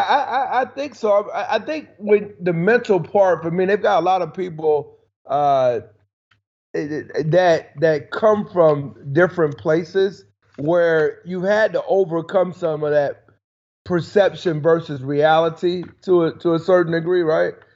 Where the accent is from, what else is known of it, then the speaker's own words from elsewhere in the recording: South Carolina, United States; I'm from South Carolina